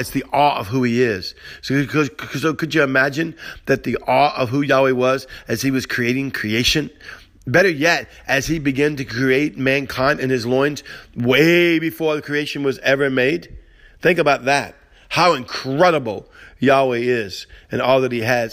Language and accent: English; Cajun, Louisiana, United States; accent: Cajun; My Cajun broken accent